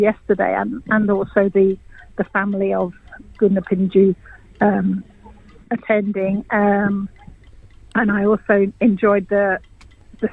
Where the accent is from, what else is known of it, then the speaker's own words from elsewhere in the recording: England, United Kingdom; accent: English; moved away as an adult; also born or lived in Bamaga, Australia; now in Cairns, Australia; You can probably hear my accent. I'm English, and I actually retired over here.